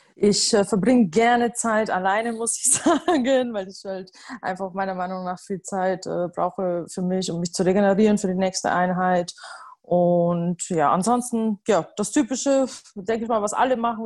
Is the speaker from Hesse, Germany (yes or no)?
no; Upper Palatinate, Bavaria, Germany; moved away as an adult; ich bin in der Oberpfalz geboren und auch äh, zum, ja, komplette Kindheit und ähm, in Bayern verbracht und auch mein Studium.